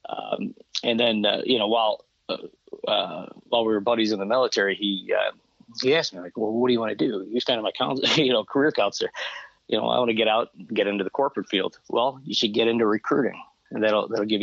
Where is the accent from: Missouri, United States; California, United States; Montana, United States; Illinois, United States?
Illinois, United States; Chicago; moved away as an adult; I grew up in Chicago